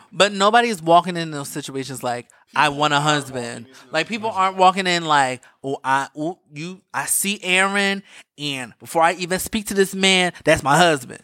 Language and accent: English; East Coast, United States; I'm from the East Coast.